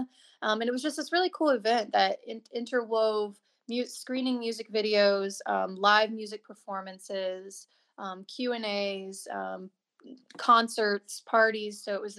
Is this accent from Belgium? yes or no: no; Colombia; I'm from Colombia, so I've been in this community a while.